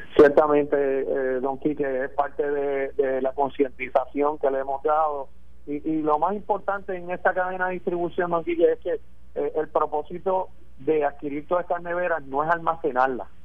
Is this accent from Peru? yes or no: no; Puerto Rico; mi pueblo, de Puerto Rico